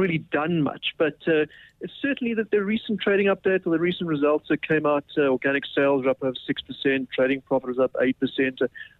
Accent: South Africa; So, you know, being a South African stockbroker, you can't avoid the currency at the moment.

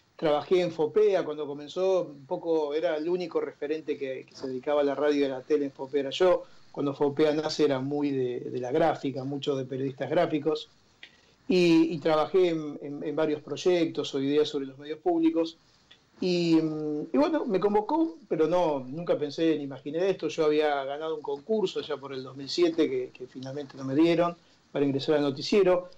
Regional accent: a town near Rosario, Santa Fe, Argentina; moved away; yo nací en Rosario y estudié en Rosario

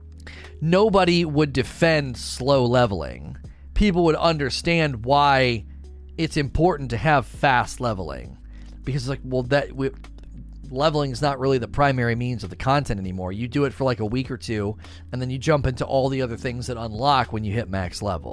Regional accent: Michigan, United States; also born or lived in Texas; I was born and raised in Michigan, went to Texas for about 4 years, but wanted to move back.

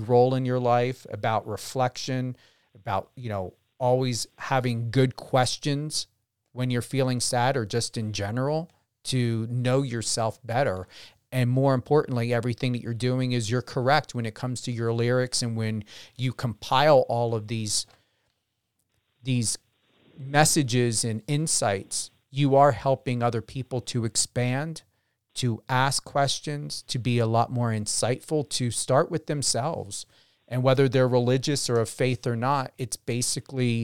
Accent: New Jersey, United States; also born or lived in Las Vegas; I'm from Jersey

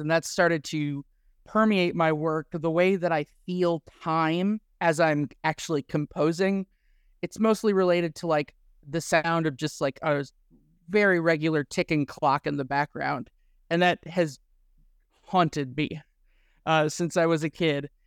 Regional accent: Midwest, United States; growing up in the Midwest.

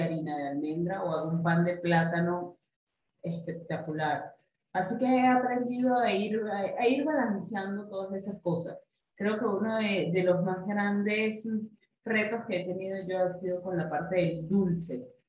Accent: Venezuela; como buena venezolana, amante de las arepas.

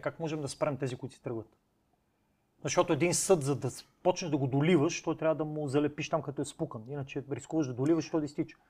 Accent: Cherven Bryag, Pleven Province, Bulgaria; moved away as an adult; моя роден град Червен бряг, mm-hmm. от който съм излязъл при 20 години

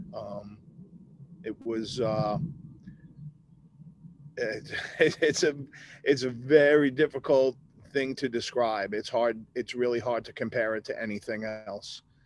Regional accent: Long Island, New York, United States; moved away as an adult; I wanted to get out of my hometown

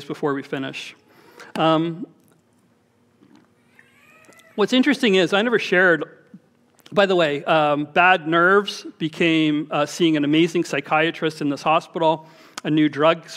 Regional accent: Toronto, Ontario, Canada; We grew up in Scarborough

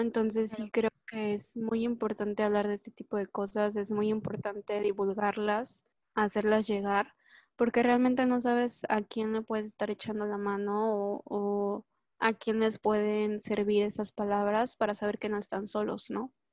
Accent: Mexico; yo pertenecía a Latinoamérica, era, era latinoamericana, era mexicana

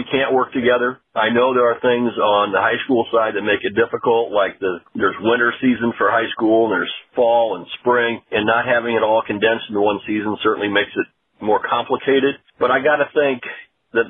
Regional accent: Fort Wayne, Indiana, United States; I grew up in Fort Wayne where there was no high school soccer

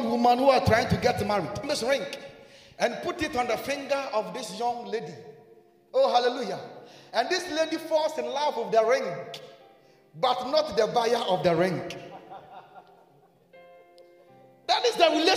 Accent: Ghana; I'm a Ghanaian.

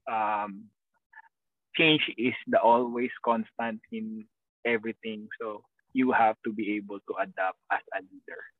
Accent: Philippines; Tagalog is a second language; moved away as an adult; now in Maryland, United States; April 18 umalis ako ng Pilipinas.

